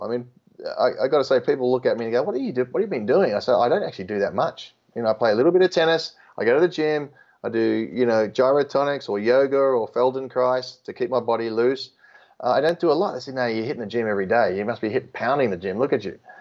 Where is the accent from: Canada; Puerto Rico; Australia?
Australia; being Australian